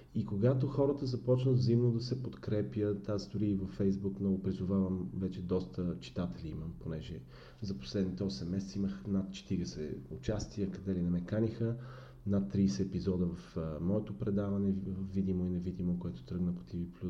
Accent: Bulgaria; ние сме пословични като българи

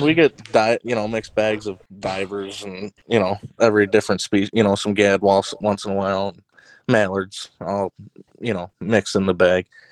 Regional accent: Ottawa, Illinois, United States; I'm from Ottawa, Illinois

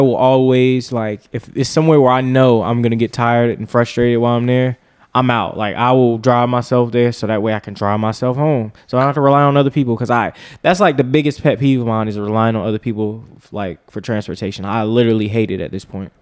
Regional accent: North Carolina, United States; That's where I'm from.

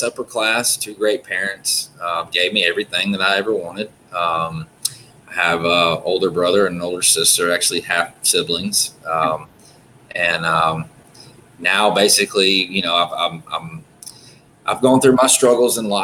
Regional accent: Birmingham, Alabama, United States; I'm from Birmingham, Alabama. I've lived here all my life

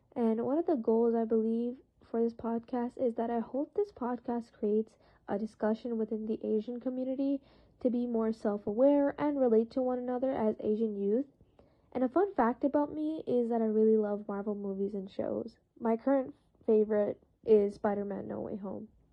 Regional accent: Canada; I'm from Canada

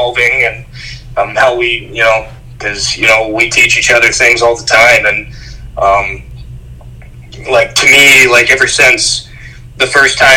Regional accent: Ohio, United States; we grew up in Ohio

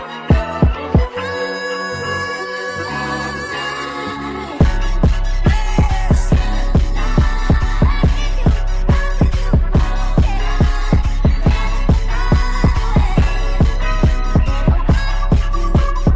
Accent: Franklin Township, New Jersey, United States; born or raised there

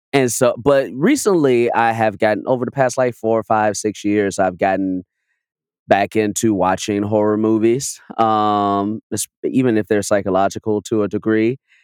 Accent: Chicago, Illinois, United States; moved away; I'm from Chicago, but I was back home

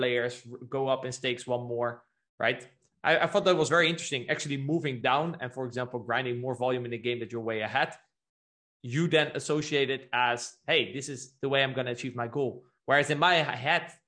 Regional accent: Netherlands; moved away; also born or lived in Brazil; I was born in the Netherlands

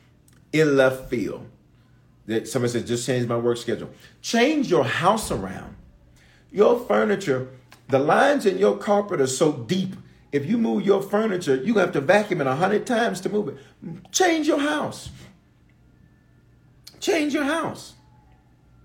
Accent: Memphis, Tennessee, United States; also born or lived in Aurora, Colorado; now in Denver, United States; I was born in Aurora, raised in Memphis

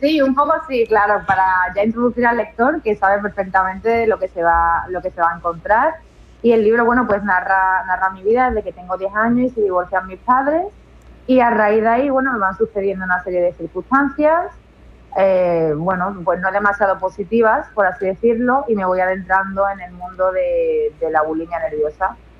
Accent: Seville, Andalusia, Spain; moved away as an adult; now in Utrera, Spain; yo soy de Sevilla, me vine a Utrera

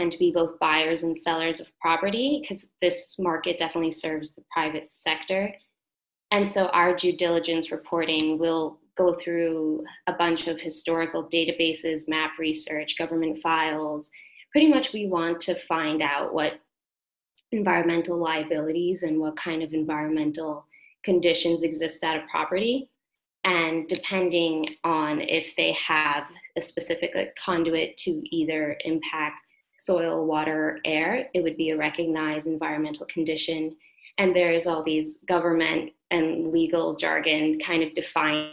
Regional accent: New York City, New York, United States; I grew up in Brooklyn

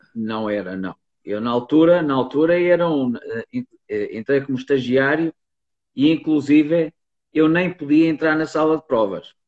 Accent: near Porto, Norte, Portugal; eu nasci e cresci numa, numa quinta aqui perto do Porto

